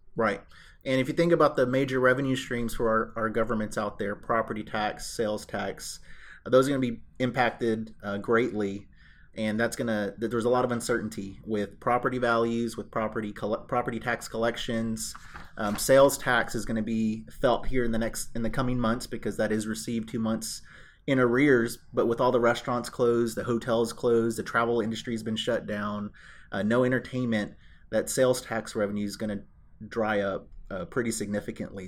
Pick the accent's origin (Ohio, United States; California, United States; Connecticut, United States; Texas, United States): Texas, United States; Houston; I am a native Houstonian. That's somewhat rare these days 'cause it seems like everyone in Houston is from somewhere else, but I was born and raised in North Houston.